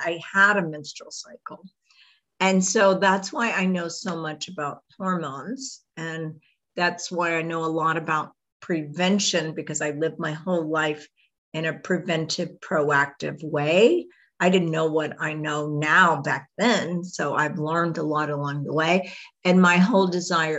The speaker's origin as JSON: {"language": "English", "town": "Houston", "region": "Texas", "country": "United States", "tie": "born or raised there", "said": "I grew up in Houston, Texas."}